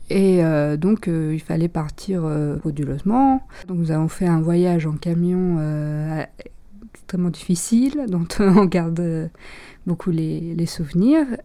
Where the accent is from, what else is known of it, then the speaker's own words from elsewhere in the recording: Romania; moved away; je suis tigane et je le reste. Ma famille et moi, nous sommes partis de Roumanie parce que les conditions de vie devenaient difficiles. Mes parents avaient perdu leur emploi.